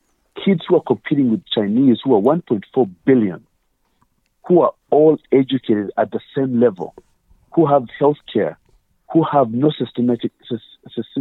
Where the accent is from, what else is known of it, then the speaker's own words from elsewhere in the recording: Uganda; moved away; I'm originally African, obviously, as you can tell from my accent. I'm Ugandan